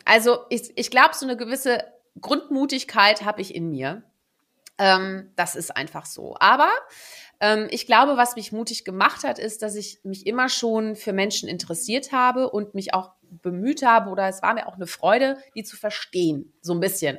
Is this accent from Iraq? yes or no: no; Netherlands; moved away; also born or lived in Germany; ich gebürtige Niederländerin bin